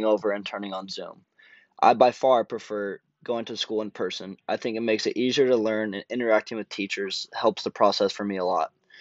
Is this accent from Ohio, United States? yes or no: no; Rocklin, California, United States; moved away as an adult; now in San Diego, United States; I'm from Rocklin, California, which is around 10 minutes north of Sacramento. Rocklin being such a small town, everyone knows everyone, and it was a really good place to grow up